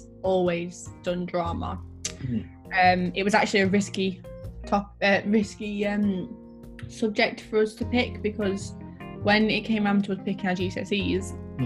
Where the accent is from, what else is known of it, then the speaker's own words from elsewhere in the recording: Sheffield, Yorkshire and the Humber, United Kingdom; I grew up in Sheffield, which is a place where, to be fair, it's really hard to get anywhere, especially in the area of Sheffield that I lived in.